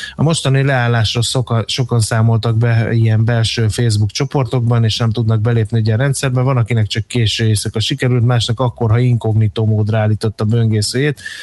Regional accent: Hungary; akárhányszor Budapesten jártam, mert vidéki gyerek vagyok

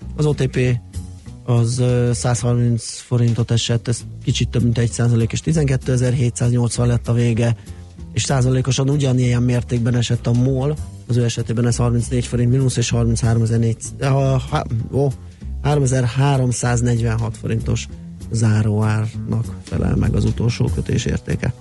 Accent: Budapest, Hungary; aki a belvárosban nőttem fel

